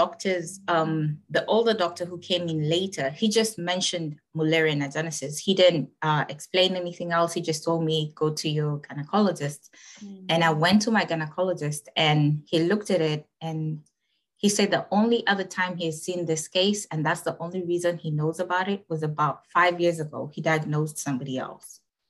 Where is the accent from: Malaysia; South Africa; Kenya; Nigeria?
Kenya; I am from Kenya, East Africa